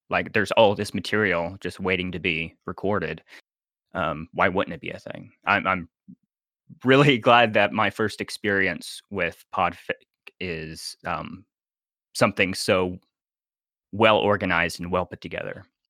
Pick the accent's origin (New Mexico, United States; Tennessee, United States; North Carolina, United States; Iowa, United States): Tennessee, United States; Nashville; I am from Nashville, Tennessee